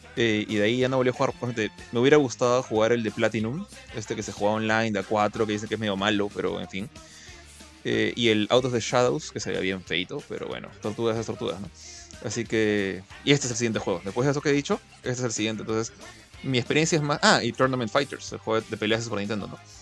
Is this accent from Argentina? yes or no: no; Peru; acá Perú las cosas llegan tarde